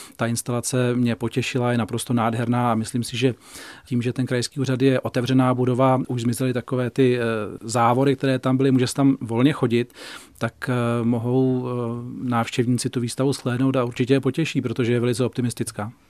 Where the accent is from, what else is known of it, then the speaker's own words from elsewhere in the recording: Volary, South Bohemian Region, Czechia; also born or lived in Prachatice / Šumava; já jsem z Volár, chodil jsem v Prachaticích na gymnázium